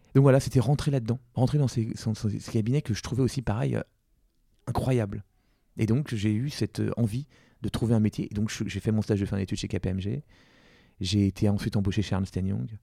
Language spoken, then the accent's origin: French; Versailles, Île-de-France, France; also born or lived in Compiègne; j'ai pu rentrer en SP plus proche de chez moi à Versailles